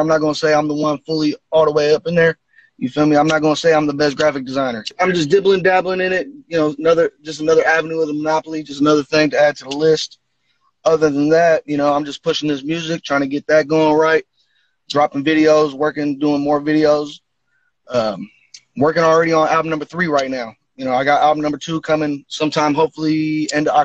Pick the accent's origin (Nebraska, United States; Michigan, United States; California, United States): California, United States; Vallejo; I'm from Central Vallejo, Millersville, California